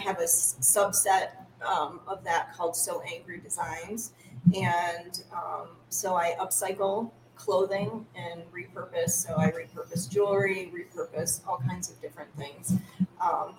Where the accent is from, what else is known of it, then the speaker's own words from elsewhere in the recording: Ohio, United States; moved away as an adult; now in Lansing, United States; I'm originally from Ohio. I grew up in Ohio, but I moved up here to Michigan